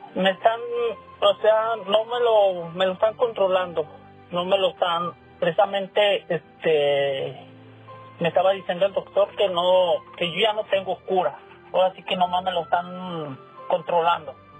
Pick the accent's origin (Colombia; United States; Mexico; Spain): Mexico; León, Guanajuato; moved away; Yo soy de León, Guanajuato.